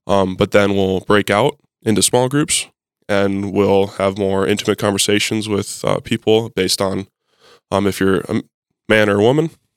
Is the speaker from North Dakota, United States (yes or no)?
yes; Mandan, North Dakota, United States; moved away as an adult; now in Fargo, United States; I am originally from Mandan, North Dakota. Um, I am a in-state kid.